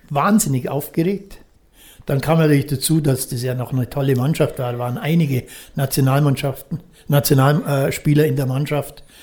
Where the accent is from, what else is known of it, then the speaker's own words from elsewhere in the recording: Füssen, Bavaria, Germany; für mich war immer klar, ich komme wieder zurück nach Füssen das war meine Heimat und ist und wird sie immer bleiben.